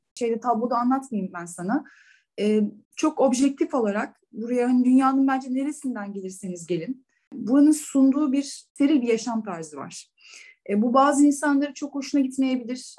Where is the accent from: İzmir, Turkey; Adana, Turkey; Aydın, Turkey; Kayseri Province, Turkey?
İzmir, Turkey; moved away as an adult; also born or lived in Istanbul / Denmark / Germany; now in Dubai, United Arab Emirates; İzmirliyim. İzmir doğumu büyüme. 18 yaşına kadar e, Bornova Anadolu mezunuyum